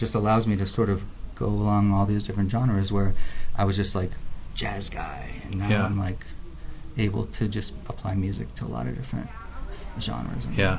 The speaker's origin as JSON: {"language": "English", "area": "outside of Philadelphia", "region": "Pennsylvania", "country": "United States", "tie": "born or raised there", "said": "I grew up in outside of Philly."}